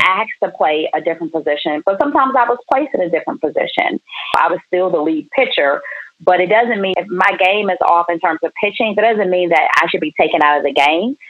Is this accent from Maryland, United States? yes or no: yes; Prince George's County, Maryland, United States; also born or lived in Washington, D.C. / New York area / Baton Rouge, Louisiana; my parents moved to the southern part of Prince George's County when I was two years old.